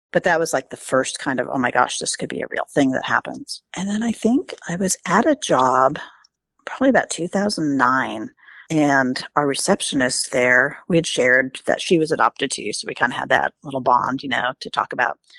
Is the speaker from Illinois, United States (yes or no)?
no; New York, United States; born there; And I'm like, oh my gosh, I was born in New York.